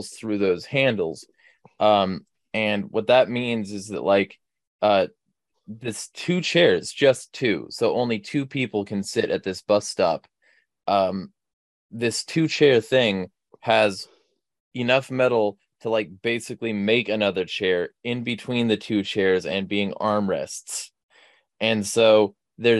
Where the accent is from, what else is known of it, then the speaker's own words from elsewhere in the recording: California, United States; now in Spokane, United States; I'm from California